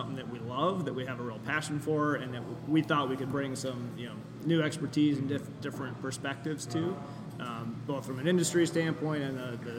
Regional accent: Ann Arbor, Michigan, United States; I'm lifelong Michigander, born and raised in Ann Arbor.

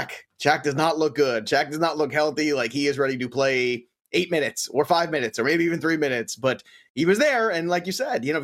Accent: the New York area, United States; Despite growing up in the New York area, I never became a Knicks fan.

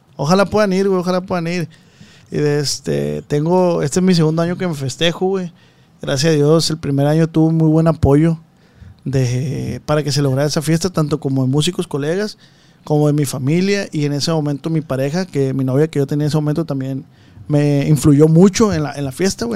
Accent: Culiacán, Sinaloa, Mexico; Yo soy de Culiacán

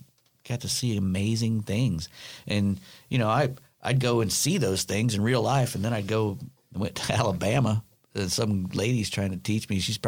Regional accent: Germany; now in United States; I loved it. I really did. I mean, you know, the whole time you're there, you're thinking, oh, I want to go back to the States because they have better candy. But then you realize, boy, I was eating the best candy in the world.

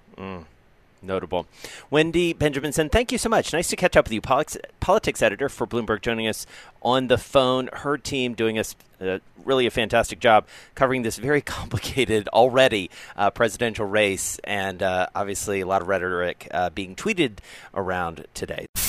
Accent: the South, United States; moved away; I grew up in the South

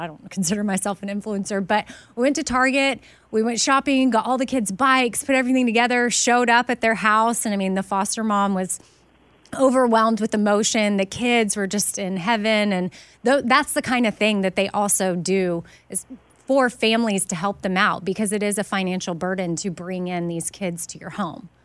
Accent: Texas, United States; moved away; I went to high school with Jenna and Barbara. Like, we, regular public school.

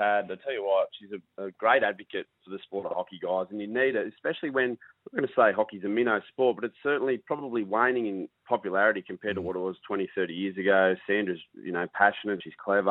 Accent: Muswellbrook, New South Wales, Australia; moved away; That's where I grew up, born and raised in Muswellbrook.

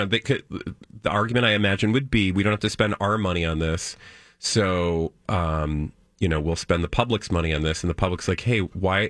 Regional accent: United Kingdom; as British people

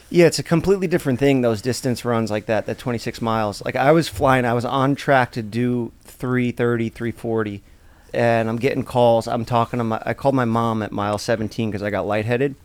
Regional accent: New York City, New York, United States; I'm from Staten Island

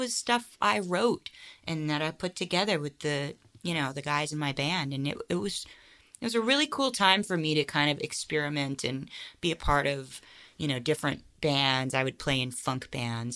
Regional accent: St. Petersburg, Florida, United States; moved away as an adult; also born or lived in Boston / Los Angeles; now in Northern California, United States; I'm born and raised in St. Petersburg, Florida

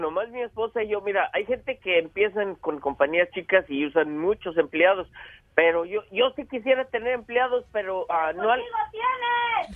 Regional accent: La Purísima, Jalisco, Mexico; moved away as an adult; now in United States

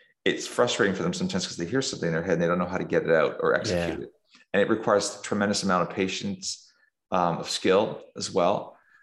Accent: south of Toronto, near the American border, Ontario, Canada; I grew up in, you know, south of Toronto, near the American border. I'm a Canadian

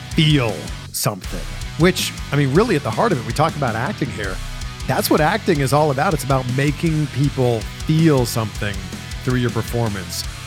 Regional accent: Durham Region, Ontario, Canada; Durham region, where I'm from

